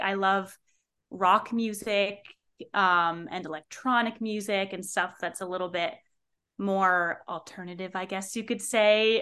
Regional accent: North Bergen, New Jersey, United States; I am originally from North Bergen, New Jersey

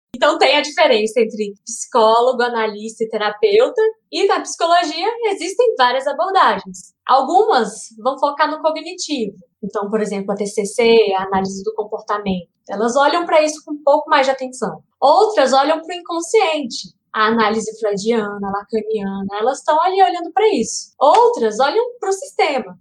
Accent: Brasília, Federal District, Brazil; Eu sou brasiliense

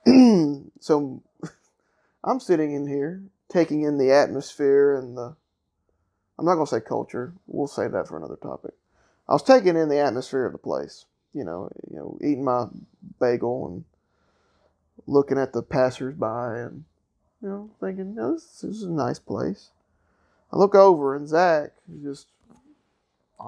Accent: Killen, Alabama, United States; also born or lived in Florence, Alabama; Born in Florence, raised in Killen, and then during college, my parents moved closer into the city

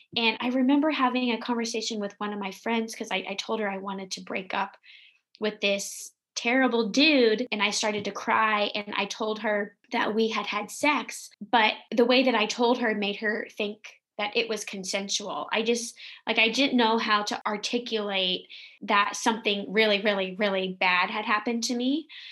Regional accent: the South, United States; I'm from the South

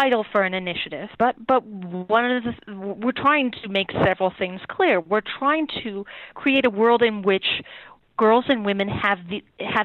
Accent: California, United States; moved away as an adult; also born or lived in San Francisco / Santa Cruz; now in East Coast, United States; I was born and raised in California, never anticipated that I would live anywhere else

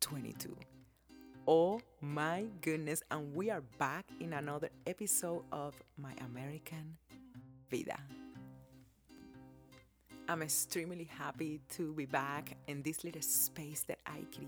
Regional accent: Cuba; now in United States; growing up in Cuba and how I came to live here in America

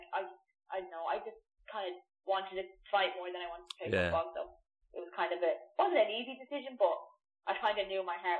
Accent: Ireland; we live in Ireland all my life.

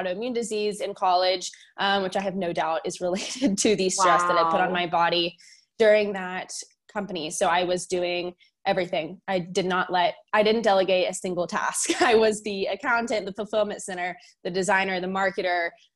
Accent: Fort Worth, Texas, United States; I am from Fort Worth, Texas

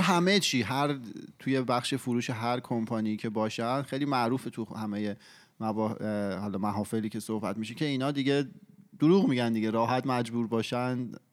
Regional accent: Iran; moved away; ماهایی که توی ایران بزرگ شدیم

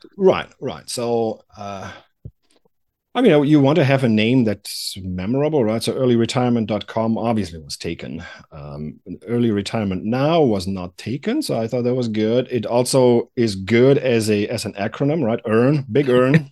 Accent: Germany; moved away as an adult; also born or lived in Atlanta; now in United States; I'm originally from Germany. And I came to the United States in the, uh, late nineties

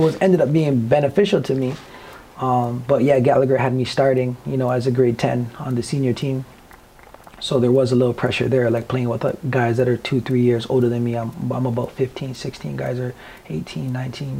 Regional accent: Toronto, Ontario, Canada; growing up in Scarborough

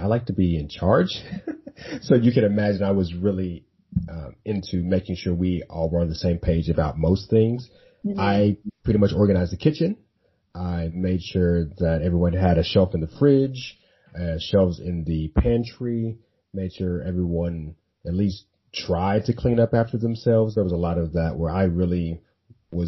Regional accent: Dallas, Texas, United States; I'm from Dallas

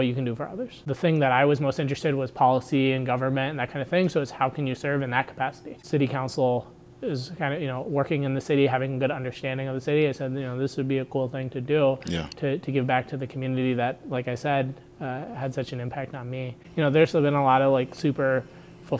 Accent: Akron, Ohio, United States; growing up in Northwest Akron

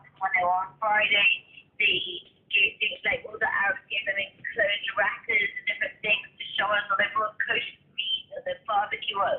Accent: London, United Kingdom; now in Israel; I grew up in London, which is pretty multicultural

